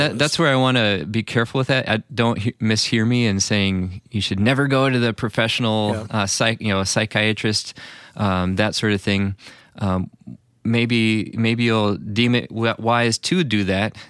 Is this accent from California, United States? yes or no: no; Illinois, United States; I grew up in the Illinois area